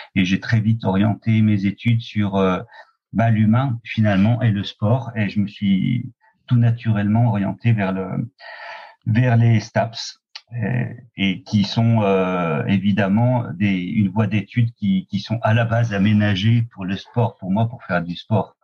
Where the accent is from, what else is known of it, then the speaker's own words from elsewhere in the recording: Oyonnax, Auvergne-Rhône-Alpes, France; also born or lived in Lons-le-Saunier; Je suis né euh, à Lons-le-Saunier plus exactement, et j'ai et attaquer mes, mes, ma vie à Oyonnax, à la frontière de l'Ain et du Jura.